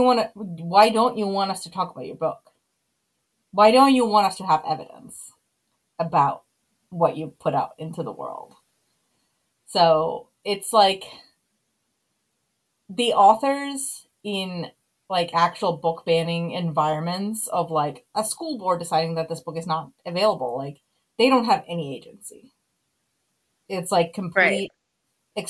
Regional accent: Finland; moved away; grew up in Finland

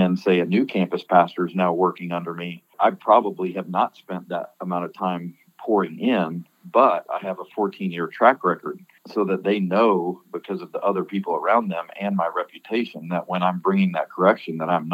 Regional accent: Colorado Springs, Colorado, United States; now in Birmingham, United States; I was born and raised in Colorado Springs, Colorado

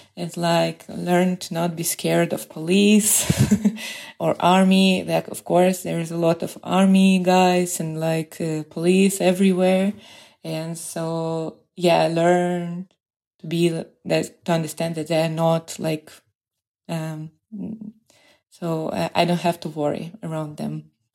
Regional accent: Moscow, Russia; moved away as an adult; now in Beersheba, Israel; I'm from Moscow

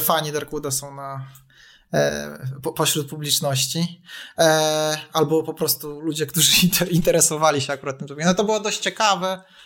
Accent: Poland; u nas y, w Polsce

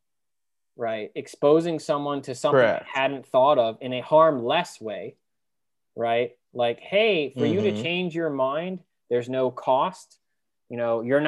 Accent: East Coast, United States; I was from the East Coast

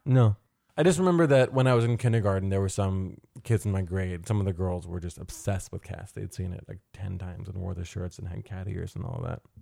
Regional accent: New York City, New York, United States; as kids growing up in New York City

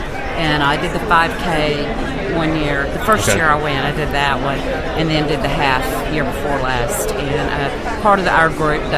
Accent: Texarkana, Texas, United States; I'm from Texarkana, Texas.

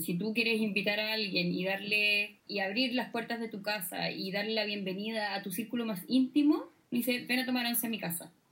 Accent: Chile; como chilenos le damos

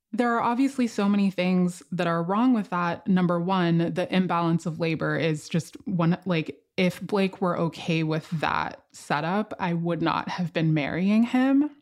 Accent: Miami, Florida, United States; now in Philadelphia, United States; Coming from Miami, where I grew up

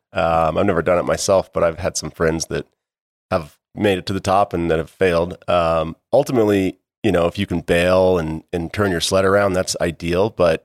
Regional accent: Jackson, Wyoming, United States; Born and raised in Jackson. Yeah, I kind of grew up on the West Bank in Wilson.

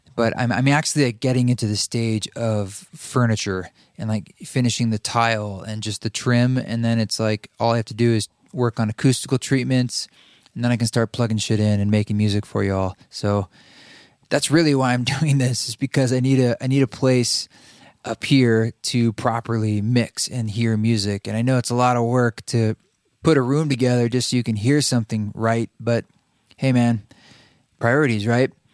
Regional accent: Salem, Oregon, United States; now in Boise, United States; you and I both grew up in Oregon. I grew up in Salem

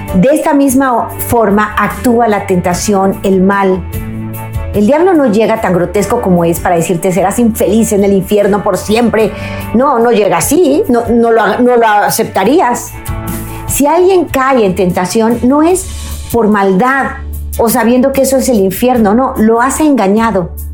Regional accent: Mexico; mi país, México

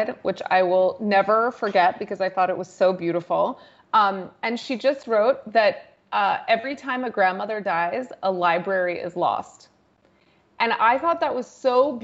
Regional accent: United States; moved away as an adult; now in India; I was raised in a half American, half European household and spent most of my childhood in the US

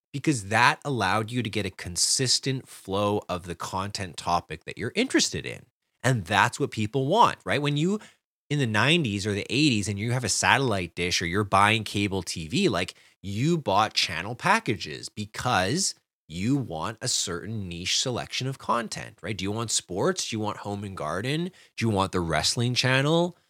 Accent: Canada; I'm a Canadian

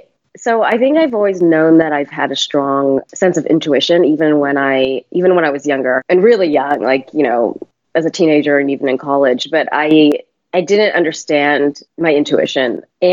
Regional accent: United States; So I was brought up in the States and kind of moved around quite a bit. So also had a very nomadic upbringing.

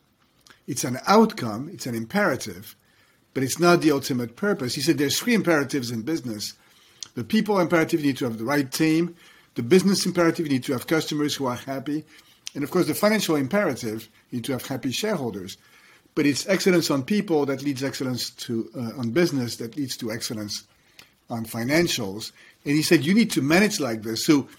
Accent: France; moved away; I was growing up in France

